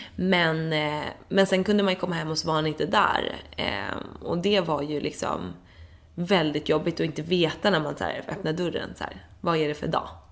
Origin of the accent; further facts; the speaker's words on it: Dalarö, Stockholm County, Sweden; also born or lived in London; jag är uppvuxen på Dalarö